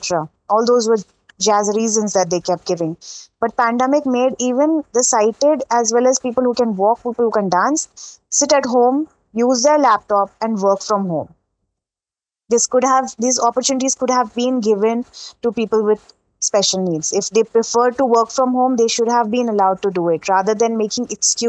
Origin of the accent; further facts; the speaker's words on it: Dubai, United Arab Emirates; But again, because I grew up in Dubai, I grew up in a very mixed culture.